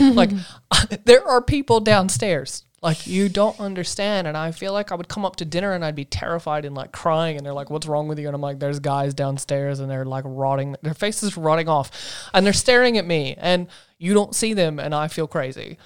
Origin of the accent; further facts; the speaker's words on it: Asheville, North Carolina, United States; moved away; I come from North Carolina in a town called Asheville.